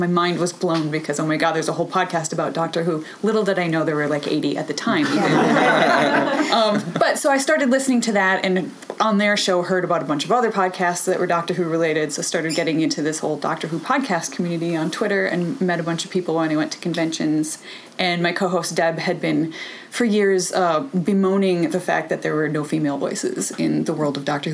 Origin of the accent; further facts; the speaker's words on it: Madison, Wisconsin, United States; moved away as an adult; now in Edmonton, Canada; I'm actually from Madison, Wisconsin in the United States.